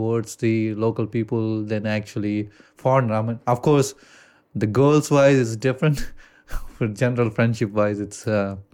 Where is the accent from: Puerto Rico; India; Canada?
India; accent: Indian; English is a second language; And I actually try to get rid of my accent of Ind- Indian accent